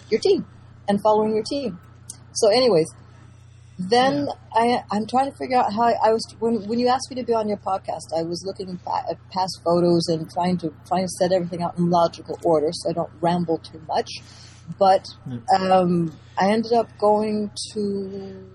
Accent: Colorado, United States; moved away as an adult; also born or lived in Lausanne, Switzerland / Paris, France; now in France; I'm from Colorado

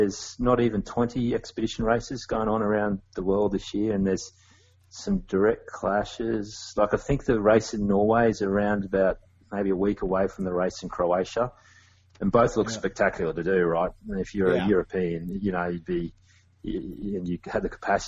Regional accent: Australia; I'm an Australian adventure race

